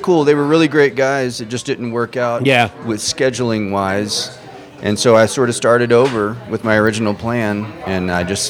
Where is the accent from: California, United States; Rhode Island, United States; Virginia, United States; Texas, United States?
Texas, United States; moved away as an adult; also born or lived in Austin, Texas; now in Prescott, United States; Well, I'm from Texas originally, and I just moved there because back then it was an awesome music scene.